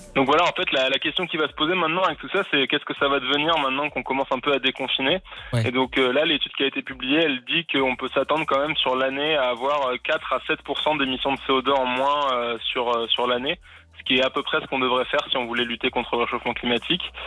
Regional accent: France; chez nous, en France

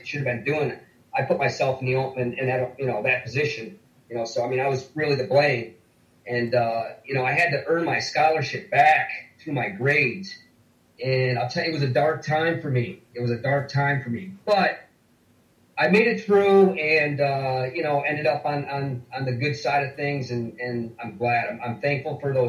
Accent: Olean, New York, United States; pretty close to Olean, to my hometown in New York.

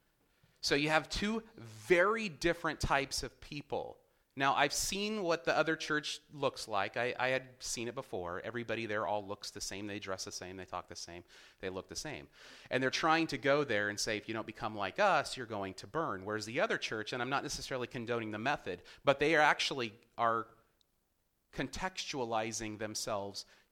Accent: Ventura, California, United States; Growing up in Ventura

